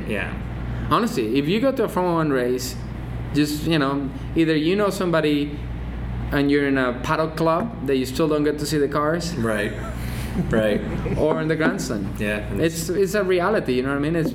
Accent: England, United Kingdom; I grew up in England, so I knew so like when you could start racing in Europe, you get to Silverstone. That's like my home race

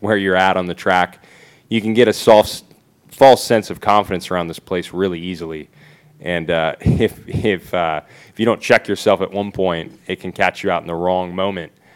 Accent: United States; being American

